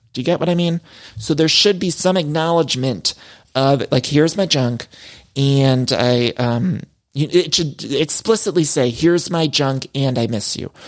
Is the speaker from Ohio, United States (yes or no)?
yes; Ohio, United States; also born or lived in Chicago; now in Los Angeles, United States; I'm from Ohio